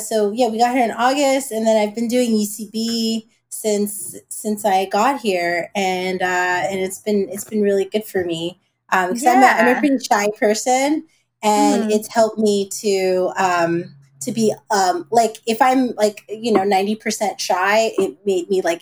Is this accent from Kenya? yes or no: no; Brooklyn, New York, United States; now in Los Angeles, United States; I'm new from Brooklyn, new to LA.